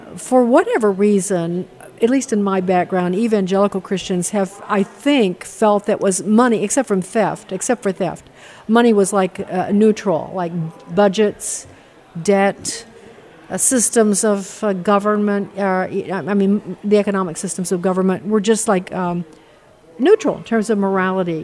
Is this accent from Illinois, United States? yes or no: yes; Chicago, Illinois, United States; University of Chicago. How about that? I graduated because that's my hometown